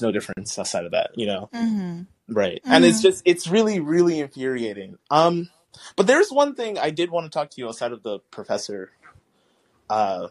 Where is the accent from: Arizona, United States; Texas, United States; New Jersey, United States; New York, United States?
Texas, United States; I grew up in Texas